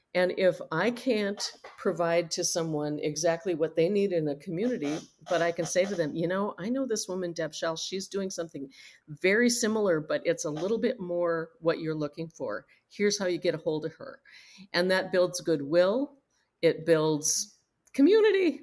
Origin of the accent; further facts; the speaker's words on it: Minnesota, United States; We're from Minnesota. It's very cold here in the winter